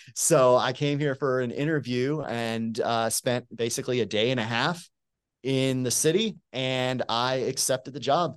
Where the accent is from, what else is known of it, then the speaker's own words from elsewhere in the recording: Tampa, Florida, United States; moved away as an adult; also born or lived in Abilene, Texas; now in Birmingham, United States; I'm originally from Tampa, Florida.